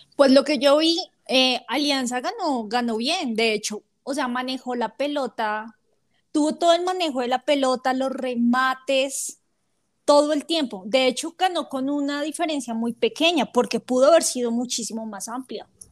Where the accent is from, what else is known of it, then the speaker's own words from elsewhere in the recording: Bogotá, Colombia; los rolos que somos los de Bogotá